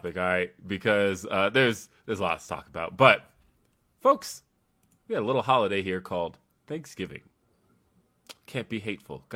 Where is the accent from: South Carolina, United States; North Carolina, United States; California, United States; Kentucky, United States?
California, United States; Los Angeles; I was born in Los Angeles, but my brother was born in Bakersfield